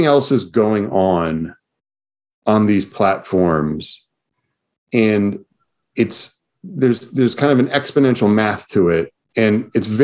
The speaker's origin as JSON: {"language": "English", "town": "New York City", "region": "New York", "country": "United States", "tie": "born or raised there", "said": "I lived in New York City. I grew up in New York City"}